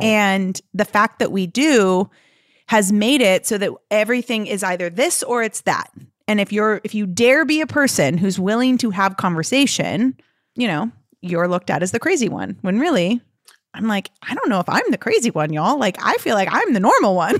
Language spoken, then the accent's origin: English; Santa Monica, California, United States; moved away as an adult; also born or lived in London / San Diego; I grew up in Los Angeles, so in and out of the entertainment industry